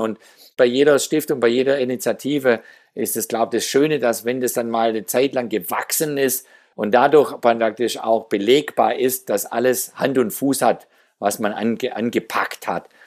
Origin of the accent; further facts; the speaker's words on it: Geislingen, Baden-Württemberg, Germany; In meiner Heimatstadt Geislingen, wo ich aufgewachsen bin